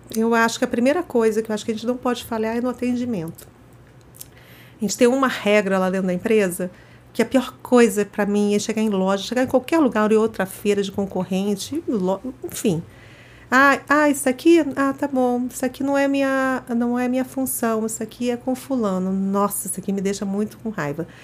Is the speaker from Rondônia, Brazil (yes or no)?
no; Rio de Janeiro, Brazil; moved away as an adult; now in São Paulo, Brazil; eu sou carioca, toda minha história começou no Rio de Janeiro, depois que acabei mudando para São Paulo.